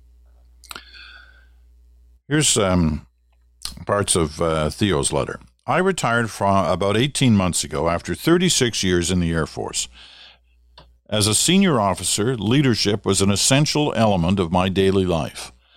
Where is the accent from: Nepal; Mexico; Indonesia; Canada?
Canada; Ottawa, Ontario; moved away; also born or lived in Regina / Toronto; Growing up in Ottawa